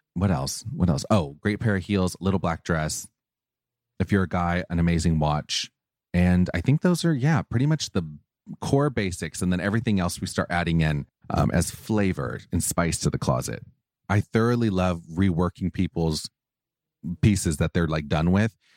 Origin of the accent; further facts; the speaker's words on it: Orange County, California, United States; I grew up, I grew up in Orange County